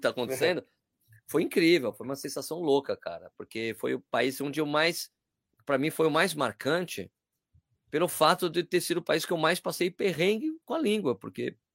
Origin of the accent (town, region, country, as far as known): Brazil